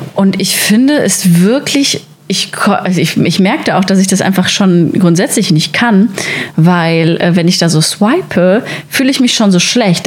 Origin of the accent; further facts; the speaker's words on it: Sauerland, North Rhine-Westphalia, Germany; now in Berlin, Germany; ich komme eigentlich aus dem Sauerland